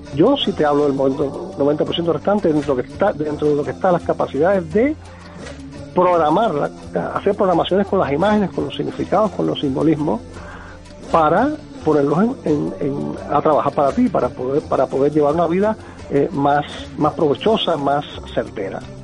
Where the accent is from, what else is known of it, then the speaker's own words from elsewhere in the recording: Cuba; moved away; yo nací en Cuba eh, en el año 57